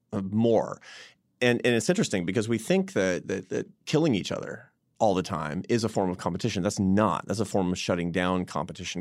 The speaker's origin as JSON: {"language": "English", "town": "Seattle", "region": "Washington", "country": "United States", "tie": "born or raised there", "moved": "yes", "lives_now": "Washington, D.C., United States", "said": "I was in Seattle, my hometown"}